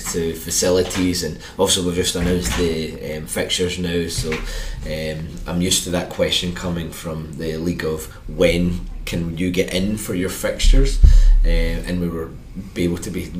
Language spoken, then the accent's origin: English; Erskine, Scotland, United Kingdom; I'm not from this area. I'm from Erskine, so I'm the other side of the city